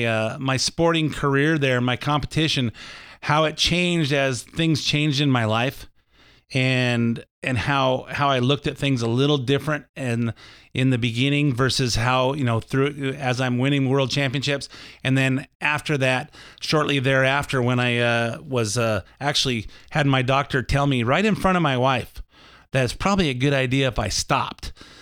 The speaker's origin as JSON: {"language": "English", "town": "Lakewood", "country": "United States", "tie": "born or raised there", "said": "I tell stories from my childhood growing up in Lakewood so you can learn a little bit more about me"}